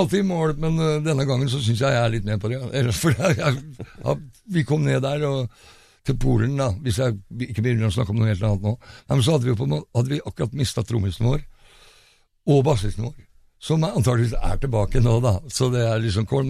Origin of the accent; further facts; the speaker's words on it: Fredrikstad, Østfold, Norway; jeg er fra Fredrikstad